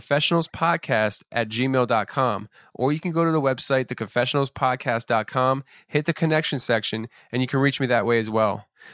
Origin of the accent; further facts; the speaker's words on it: Pennsylvania, United States; my home state, Pennsylvania.